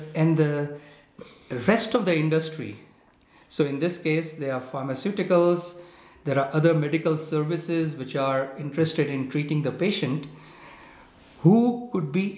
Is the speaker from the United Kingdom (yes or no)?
no; India; I come from India